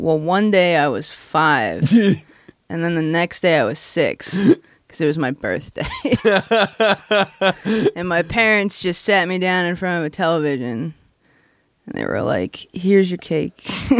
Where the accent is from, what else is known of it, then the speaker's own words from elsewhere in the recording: North Hampton, New Hampshire, United States; I'm from New Hampshire.